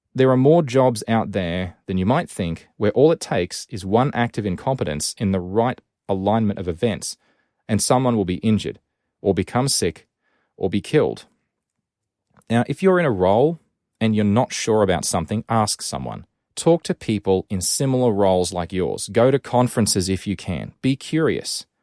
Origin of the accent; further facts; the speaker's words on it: Rockhampton, Queensland, Australia; my hometown of Rockhampton in Queensland